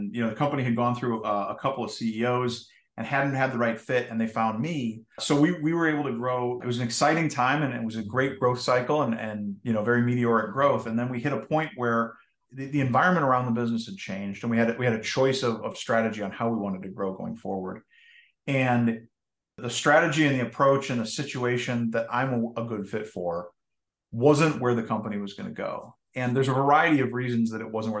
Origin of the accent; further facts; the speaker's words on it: just outside of Minneapolis, Minnesota, United States; I grew up in Minnesota, just outside of Minneapolis